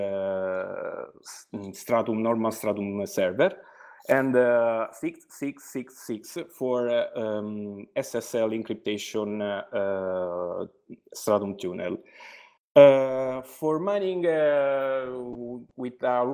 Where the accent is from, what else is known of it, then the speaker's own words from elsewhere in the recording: Italy; English is a second language; I'm from Italy.